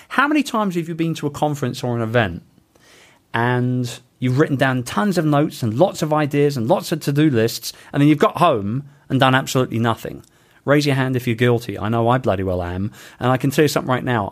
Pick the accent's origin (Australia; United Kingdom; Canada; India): United Kingdom; London; moved away; in my home town of London in the U K